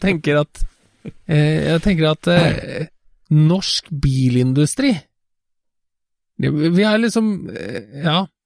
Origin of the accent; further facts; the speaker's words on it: Trøndelag, Norway; jeg jo halvt trønder fra barnsbeina